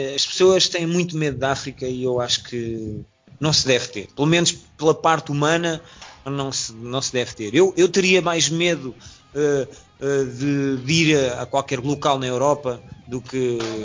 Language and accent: Portuguese; Portugal; moved away as an adult; also born or lived in France; nós somos portugueses, mas fomos para a França trabalhar